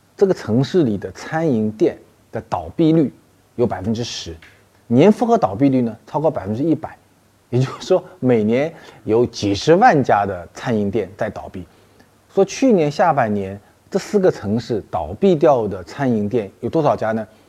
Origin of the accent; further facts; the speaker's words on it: China; 我们中国人的方言中和谚语中